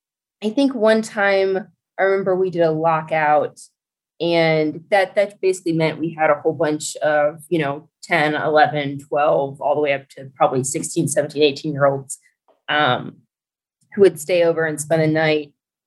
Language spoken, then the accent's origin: English; Dallas, Texas, United States; So I grew up in Dallas, Texas, and surrounding areas. We moved quite a lot as a kid.